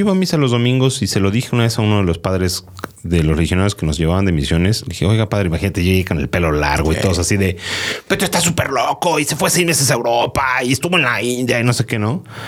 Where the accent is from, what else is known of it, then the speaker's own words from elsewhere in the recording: Mexico; como niño mexicano